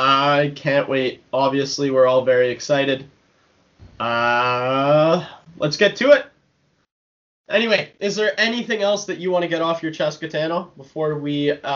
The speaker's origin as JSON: {"language": "English", "country": "Canada", "said": "as Canadian hockey fans"}